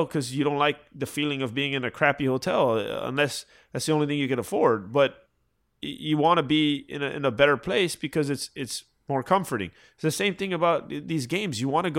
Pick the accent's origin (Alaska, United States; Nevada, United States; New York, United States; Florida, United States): Florida, United States; Yeah, and listen, I'm a Florida boy, right? Like, I grew up in Florida.